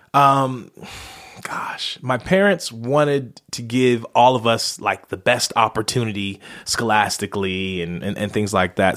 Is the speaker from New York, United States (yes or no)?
no; Las Vegas, Nevada, United States; I'm originally from Las Vegas. That's where I was born